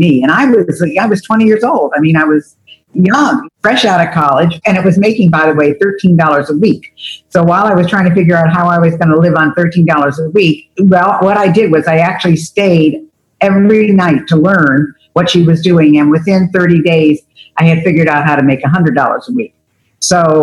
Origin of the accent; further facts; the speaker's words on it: Albany, New York, United States; I grew up in Albany, New York